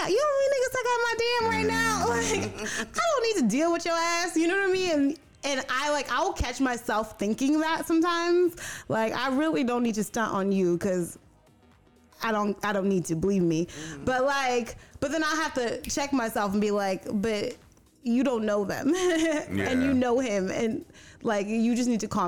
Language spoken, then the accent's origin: English; New York, United States; now in Florida, United States; I'm from New York, so my neighborhood was my people